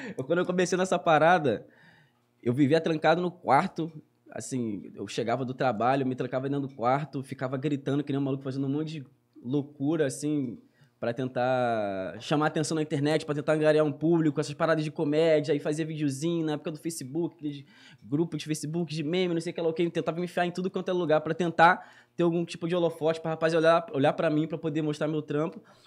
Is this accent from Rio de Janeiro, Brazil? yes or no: yes; Duque de Caxias, Rio de Janeiro, Brazil; Sou cria de lá, nascido e criado lá, moro lá até hoje